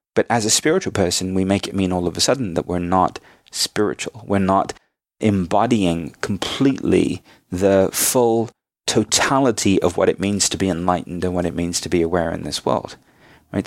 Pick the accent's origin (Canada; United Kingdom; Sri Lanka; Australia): United Kingdom; also born or lived in India (ancestry); now in United States; I'm now an American citizen as well as a British national, I'm a dual national